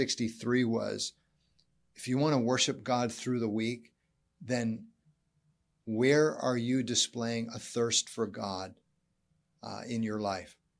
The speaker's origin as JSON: {"language": "English", "country": "United States", "also_born_or_lived": "Canada", "said": "being an American"}